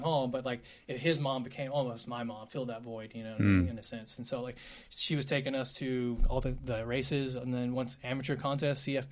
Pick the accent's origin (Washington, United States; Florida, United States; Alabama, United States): Alabama, United States; Decatur; moved away as an adult; now in Nashville, United States; I was born and raised in Alabama.